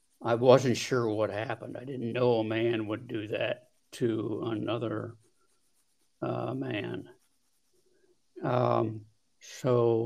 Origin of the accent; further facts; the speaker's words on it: Delaware, Ohio, United States; Well, I grew up in Delaware, Ohio, which is just about 20 miles from Columbus. I had a brother and a sister. And Delaware is a small town.